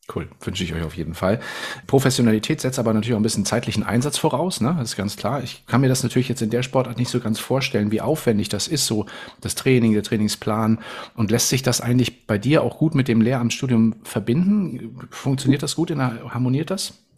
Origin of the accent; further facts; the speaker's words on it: Northern Germany, Germany; Nun bin ich ja mhm. Norddeutscher